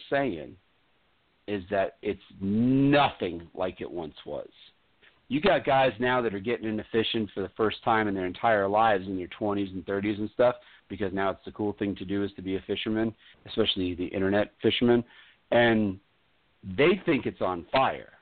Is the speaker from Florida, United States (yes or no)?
yes; Florida, United States; also born or lived in New York; I consider myself a Floridian